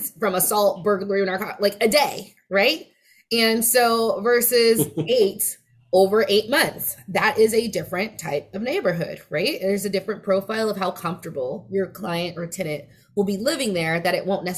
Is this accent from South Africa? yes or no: no; West Coast, United States; accent: West Coast dialect; I sort of talk with a certain West Coast dialect for a Black woman